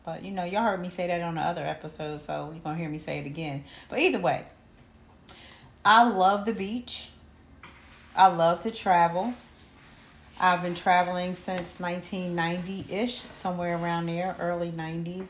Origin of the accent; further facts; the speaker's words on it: Camden, New Jersey, United States; I was born and raised in Camden, New Jersey.